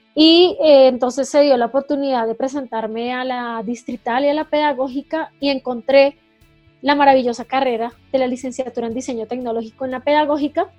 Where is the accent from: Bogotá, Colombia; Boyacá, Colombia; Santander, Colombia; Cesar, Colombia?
Bogotá, Colombia; Nací en Bogotá, ya en 1985, ya hace un par de años, en la linda ciudad de Bogotá.